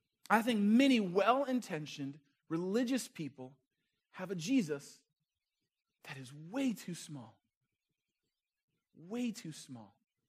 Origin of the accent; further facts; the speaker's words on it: Chicago, Illinois, United States; I would say where I was from. Say, well, I'm from Chicago.